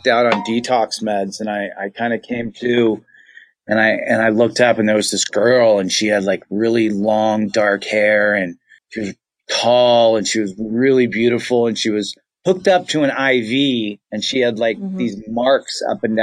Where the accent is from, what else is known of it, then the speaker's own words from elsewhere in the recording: Los Angeles, California, United States; I'm in LA. I'm an LA native